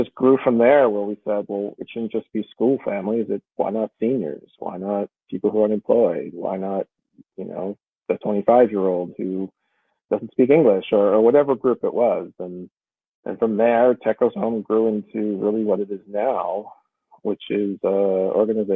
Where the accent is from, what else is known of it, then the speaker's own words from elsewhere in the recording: Massachusetts, United States; also born or lived in Washington, D.C.; I grew up in Massachusetts and left a bit for college